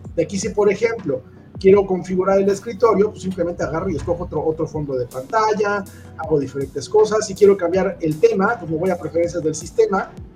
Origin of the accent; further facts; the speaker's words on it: Mexico; nosotros como mexicanos o como latinoamericanos